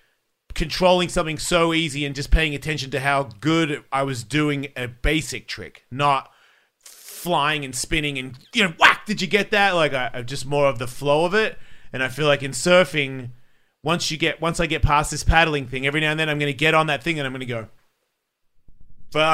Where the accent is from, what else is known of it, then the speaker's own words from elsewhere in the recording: Australia; moved away; I'm from Australia